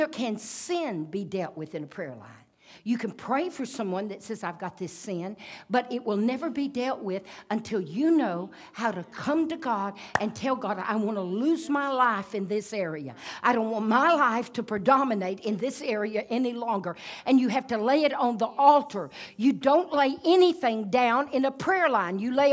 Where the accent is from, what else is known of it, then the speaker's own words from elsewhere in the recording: United States; I'm an American